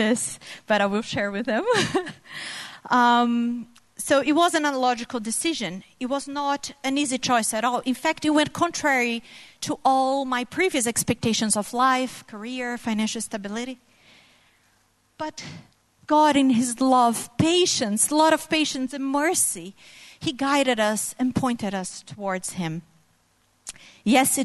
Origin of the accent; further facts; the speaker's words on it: Brazil; moved away as an adult; my family and I moved here from Brazil exactly 3 years ago tomorrow